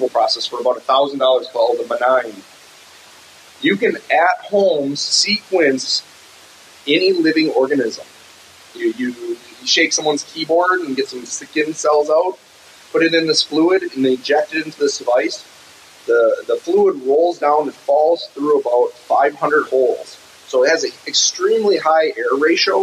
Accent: Northwoods of Wisconsin, United States; I'm from the Northwoods of Wisconsin

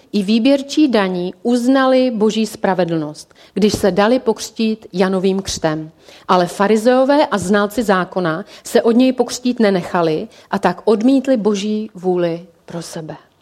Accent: Czechia; jsme jako Češi

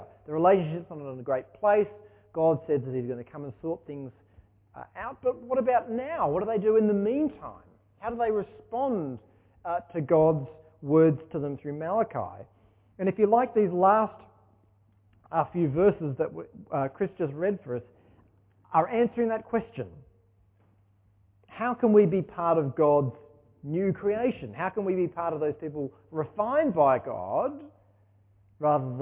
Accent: Sydney, New South Wales, Australia; moved away as an adult; also born or lived in Ulverstone, Tasmania; now in Launceston, Australia; I grew up in Sydney

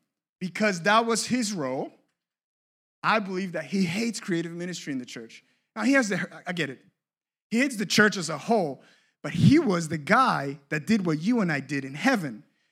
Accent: Cape Coral, Florida, United States; But I grew up in Cape Coral.

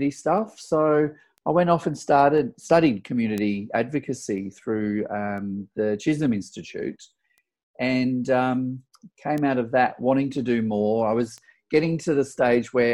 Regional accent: Sydney, New South Wales, Australia; moved away as an adult; now in Melbourne, Australia; I'm actually from Sydney originally.

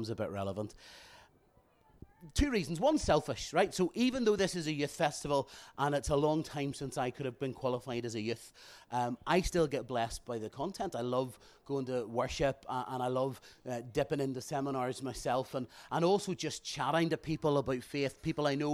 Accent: Bangor, Northern Ireland, United Kingdom; I'm from Bangor

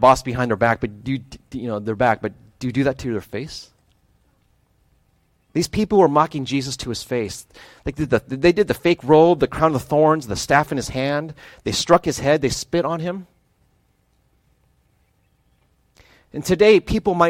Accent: Midwest, United States; moved away; also born or lived in Ohio / Wisconsin / Michigan; I grew up in the Midwest. I spent most of my time in Ohio and Wisconsin, some short stints in Michigan

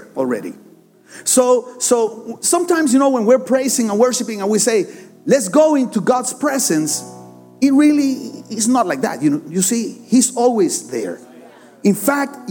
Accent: Barranquilla, Atlántico, Colombia; English is a second language; I'm from Barranquilla, Colombia

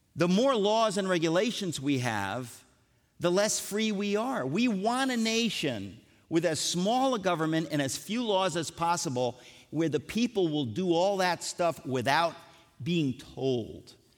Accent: United States; I grew up in America

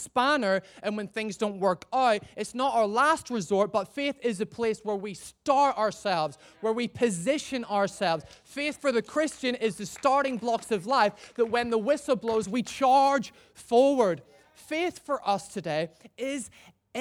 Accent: Northern Ireland, United Kingdom; moved away as an adult; also born or lived in Gloucester; now in Chester, United Kingdom; I'm originally from Northern Ireland. I don't know if you can hear that from my messed up accent

